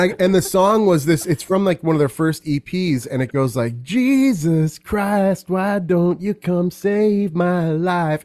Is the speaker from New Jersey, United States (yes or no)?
no; Carmel, California, United States; born and raised in California. I grew up in a very unique place called Carmel